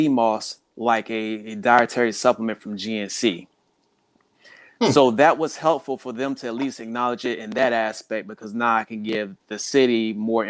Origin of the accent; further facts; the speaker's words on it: South Carolina, United States; now in Hampton Roads, United States; I grew up in South Carolina